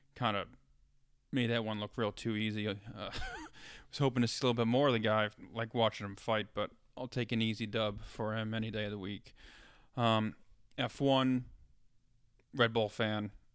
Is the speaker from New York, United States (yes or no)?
yes; New York, United States; moved away as an adult; now in Ohio, United States; growing up in New York